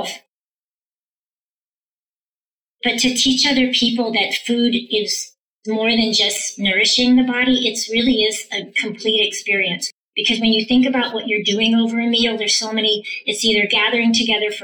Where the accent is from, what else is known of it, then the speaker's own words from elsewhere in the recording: Palo Alto, California, United States; also born or lived in San Francisco, California; now in Las Vegas, United States; I'm originally from Palo Alto, California. And that's where we went to school. I mean, San Francisco, and then my parents moved us to Palo Alto. We went to school there